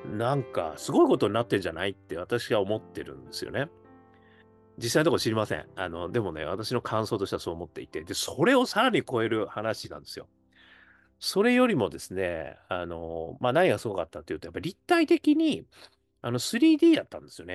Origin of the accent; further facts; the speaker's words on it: Hokkaido, Japan; now in Tokyo, Japan; 北海道生まれる私